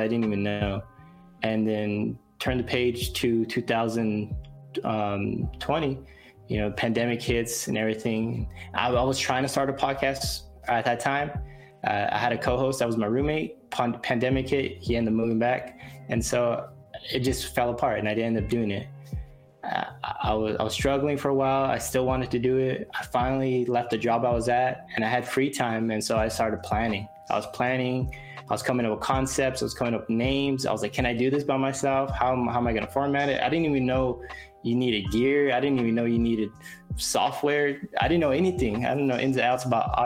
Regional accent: Fresno, California, United States; my hometown, Fresno

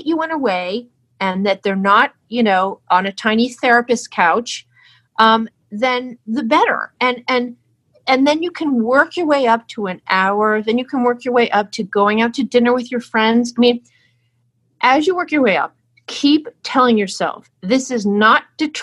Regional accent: New Jersey, United States; I'm from New Jersey

